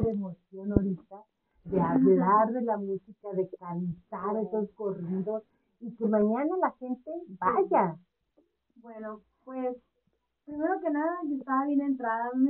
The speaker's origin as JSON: {"language": "Spanish", "region": "northern Mexico", "country": "Mexico", "said": "ajá, soy norteña."}